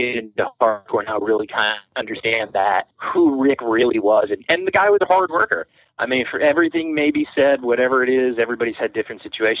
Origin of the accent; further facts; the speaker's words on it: Long Island, New York, United States; also born or lived in Brooklyn; I mean, I was born in Brooklyn, you know, before, way back when, and, you know, grew up on Long Island, kind of before that whole like real scene exploded.